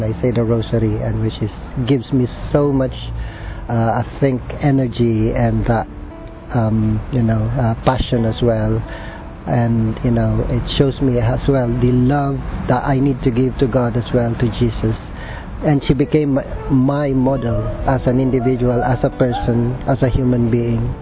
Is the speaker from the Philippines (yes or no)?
yes; Philippines; moved away; I was born in the Philippines. Um, I'm a Jesuit scholastic. Uh, I belong to the British province.